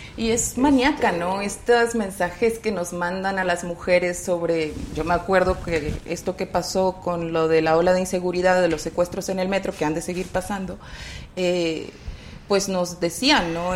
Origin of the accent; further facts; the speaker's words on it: Nuevo León, Mexico; en el estado de donde yo soy originaria, Nuevo León